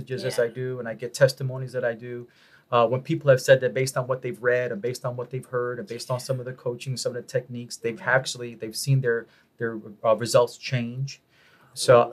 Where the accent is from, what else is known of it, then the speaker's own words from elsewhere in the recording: New York City, New York, United States; moved away as an adult; now in Dallas, United States; I grew up in Spanish Harlem.